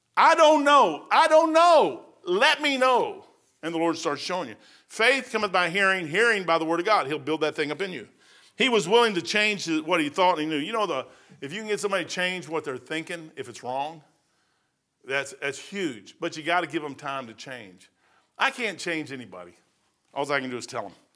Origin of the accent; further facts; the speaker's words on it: Kentucky, United States; I'm from Kentucky